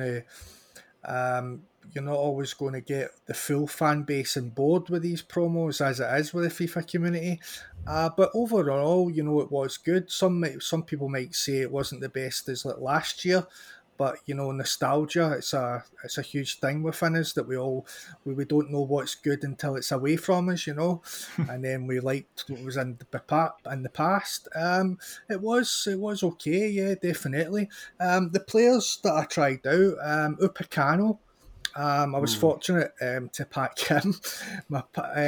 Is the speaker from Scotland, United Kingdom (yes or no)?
yes; Scotland, United Kingdom; we're both Scottish